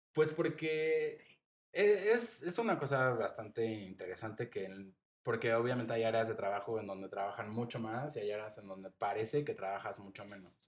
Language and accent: Spanish; Mexico City, Mexico; moved away as an adult; also born or lived in Playa del Carmen; yo, siendo de la Ciudad de México